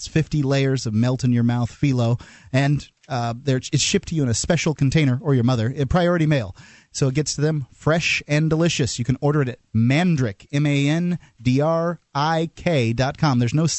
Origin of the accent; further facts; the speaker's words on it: Florida, United States; moved away; I was in Florida. I lived in Florida. I grew up in Florida.